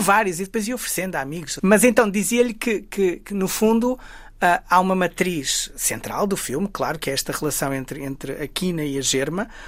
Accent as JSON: {"language": "Portuguese", "town": "Guimarães", "region": "Norte", "country": "Portugal", "tie": "born or raised there"}